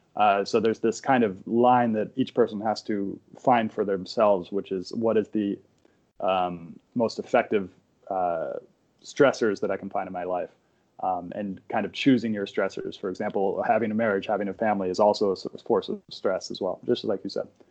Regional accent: San Francisco, California, United States; I grew up in San Francisco

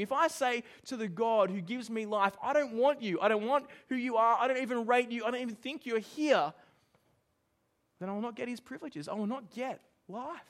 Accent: Australia; I'm Australian

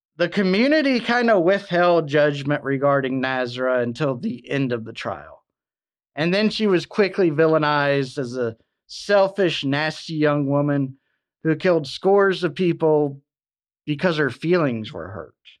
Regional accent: Alabama, United States; Mobile, Alabama, in my home state

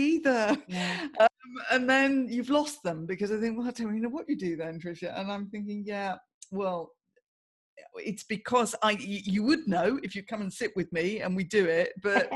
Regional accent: Guildford, South East England, United Kingdom; moved away as an adult; also born or lived in London / Swanage; now in Bournemouth, United Kingdom; I grew up in Guildford in Surrey.

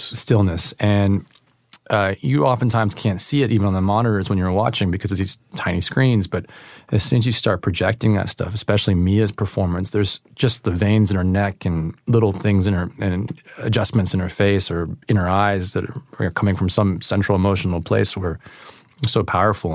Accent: East Bay, Northern California, United States; also born or lived in Oakland; I'm from the East Bay, um, but I've lived all around the Bay Area, moved every couple of years

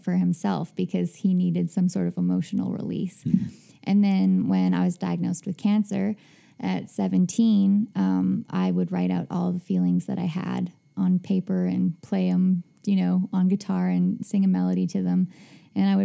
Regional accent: Hudson Bay, Saskatchewan, Canada; moved away; I grew up in Hudson Bay, Saskatchewan

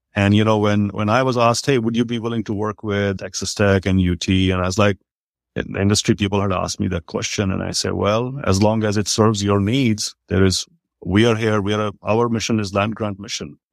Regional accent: India; now in Texas, United States; I grew up in India in those times

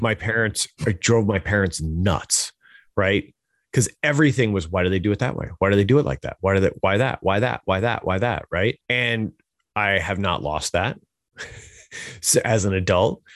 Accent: Hudson Valley, New York, United States; I'm from New York, uh, from the Hudson Valley area

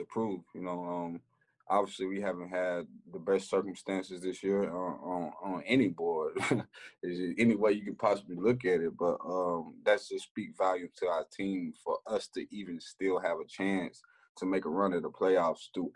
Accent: Elkhart, Texas, United States; moved away; I have a lot of love in my hometown. You know, I grew up there. I've been down there since I was in diapers

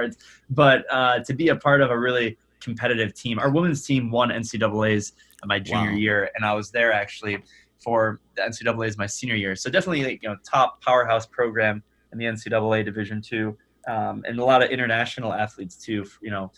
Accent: suburb north of Detroit, Michigan, United States; I am from Michigan, born and raised, and I'm from actually a suburb just north of Detroit

